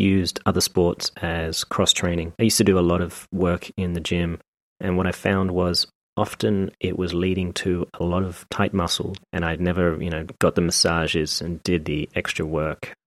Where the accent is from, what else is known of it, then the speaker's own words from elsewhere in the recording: Australia; moved away; When I first moved to Australia, 87, I think it was